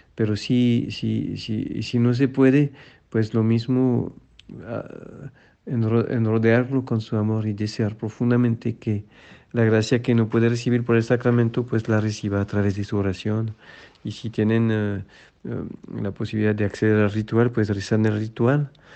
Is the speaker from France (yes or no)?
yes; France; now in Mexico; en Francia, en mi tierra